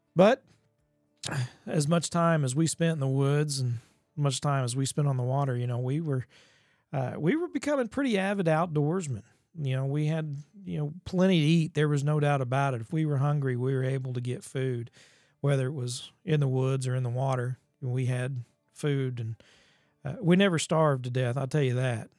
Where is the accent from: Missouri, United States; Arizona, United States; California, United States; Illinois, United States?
Missouri, United States; Ozark Mountains, along the Gasconade River; Growing up in the Ozark Mountains and there just along the Gasconade River